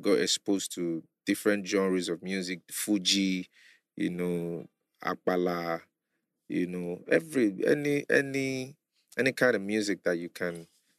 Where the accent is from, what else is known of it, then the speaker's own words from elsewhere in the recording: Lagos, Nigeria; also born or lived in Ibadan; I grew up in Mushin with my parents. I get papa, I get mama, I'm a twin.